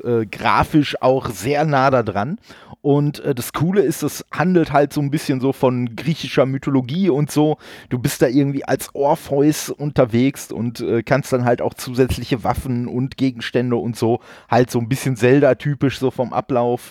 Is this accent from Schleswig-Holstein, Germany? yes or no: no; Dortmund, North Rhine-Westphalia, Germany; bin ja gebürtig aus Dortmund und wir haben da so einen so äh, Laden gehabt